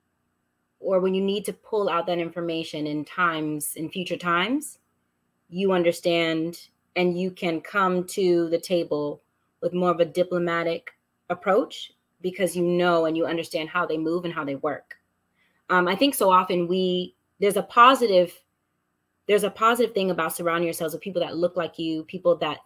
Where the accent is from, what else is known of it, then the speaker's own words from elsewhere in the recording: United States; accent: American; moved away as an adult; I never thought as an American, well, technically I'm a dual citizen, but live my life in America, like American, born and raised. I mean, I even sound American